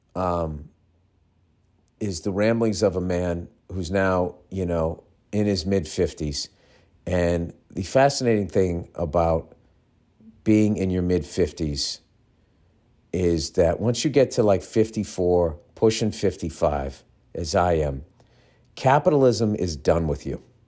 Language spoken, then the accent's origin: English; United States